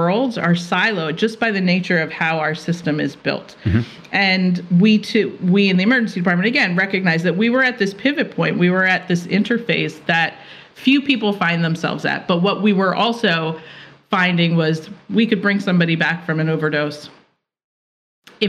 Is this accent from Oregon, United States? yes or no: no; Philadelphia, Pennsylvania, United States; I'm from Philadelphia